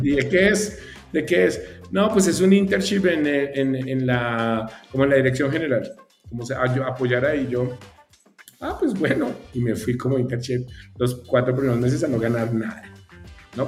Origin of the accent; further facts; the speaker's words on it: Colombia; moved away as an adult; now in Mexico; soy colombiano, ya, ya llevo ya unos, añitos acá en México